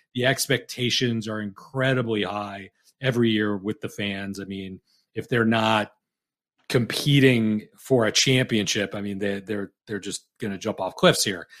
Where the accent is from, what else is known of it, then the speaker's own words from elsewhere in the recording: Detroit, Michigan, United States; now in Fort Wayne, United States; I grew up in the Detroit area